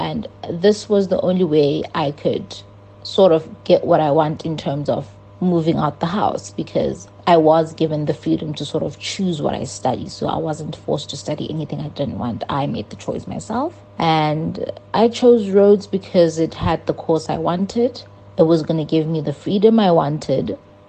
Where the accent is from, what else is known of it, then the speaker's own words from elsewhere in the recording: Cape Town, Western Cape, South Africa; moved away as an adult; also born or lived in Gqeberha (Port Elizabeth) / East London; now in Makhanda (Grahamstown), South Africa; I was born in Eqeberha, formerly known as Port Elizabeth. I'm originally from East London, but I grew up in Cape Town.